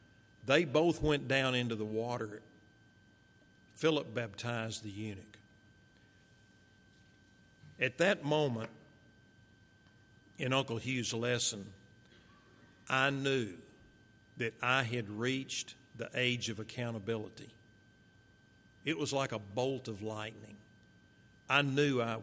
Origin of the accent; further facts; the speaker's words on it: Marshall, Texas, United States; also born or lived in Fort Worth, Texas; So following my dad's death, my mother, my little brother, myself, we moved from Fort Worth to Marshall